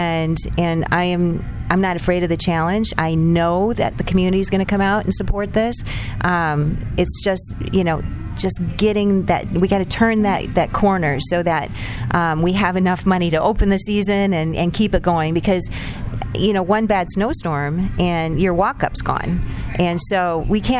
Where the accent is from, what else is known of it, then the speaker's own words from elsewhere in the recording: Eldridge, Iowa, United States; I was born and raised in Eldridge